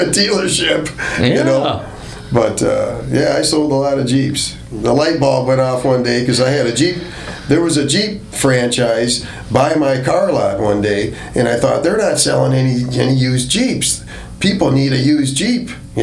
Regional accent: Lake Michigan, Great Lakes, United States; moved away; I grew up on Lake Michigan.

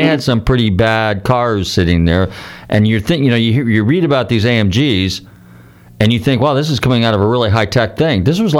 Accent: United States; I told him that I was from the United States

